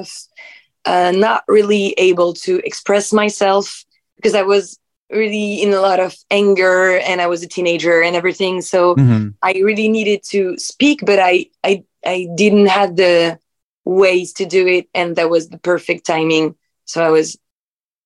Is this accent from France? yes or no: yes; Nantes, Pays de la Loire, France; English is a second language; moved away as an adult; also born or lived in Paris; I was born in Nantes in France. So in the west coast of France in 1996. And I was raised there, and then I went to Paris to make my study journalism and everything